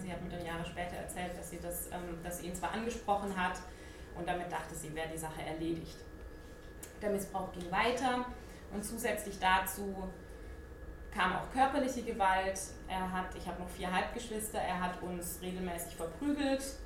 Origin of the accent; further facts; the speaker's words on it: Ludwigsburg, Baden-Württemberg, Germany; ich bin in Ludwigsburg geboren, das ist bei Stuttgart und auch dort aufgewachsen